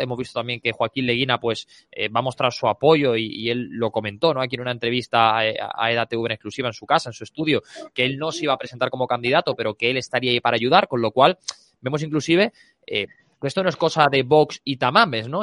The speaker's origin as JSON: {"language": "Spanish", "region": "Andalusia", "country": "Spain", "moved": "yes", "lives_now": "Madrid, Spain", "said": "en mi tierra, en Andalucía"}